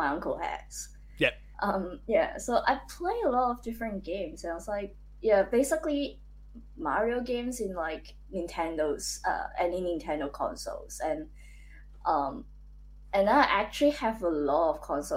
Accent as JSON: {"language": "English", "country": "Hong Kong", "moved": "yes", "said": "I was from Hong Kong"}